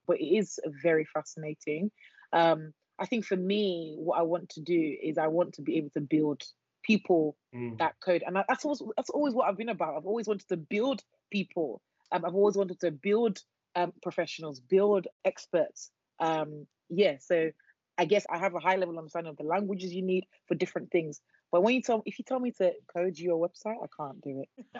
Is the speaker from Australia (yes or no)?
no; Nigeria; moved away; I'm Nigerian